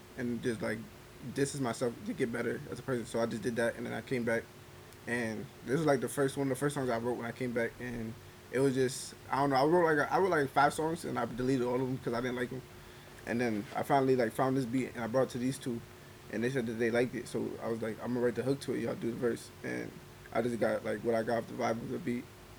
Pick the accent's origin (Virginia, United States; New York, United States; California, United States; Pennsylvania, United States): New York, United States; I came from New York, and I was in, like, I don't know.